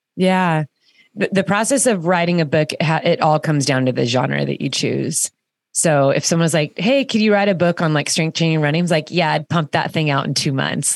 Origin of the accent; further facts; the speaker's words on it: Orange County, California, United States; my kids are growing up in Orange County, California, and, um, and I did too